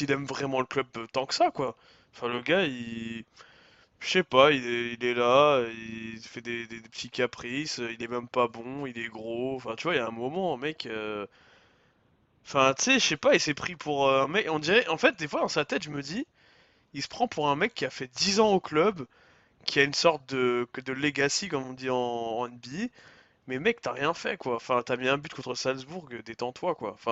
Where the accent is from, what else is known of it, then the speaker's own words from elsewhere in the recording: Paris, Île-de-France, France; Mais moi, je suis, je suis parisien, mais au-delà de ça, c'est pas, pas parce que je suis parisien que je dis ça